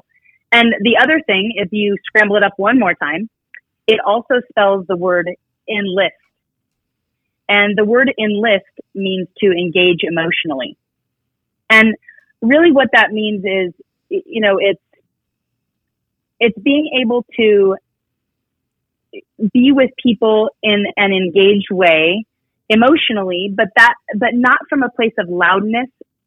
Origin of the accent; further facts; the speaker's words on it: Reno, Nevada, United States; I'm born and raised here in Reno, Nevada